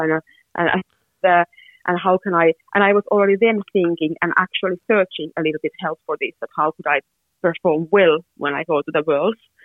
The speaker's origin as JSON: {"language": "English", "country": "Finland", "said": "I'm from Finland."}